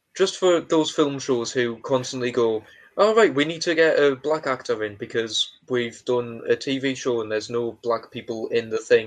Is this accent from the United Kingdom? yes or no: yes; England, United Kingdom; we're not Scottish, we're English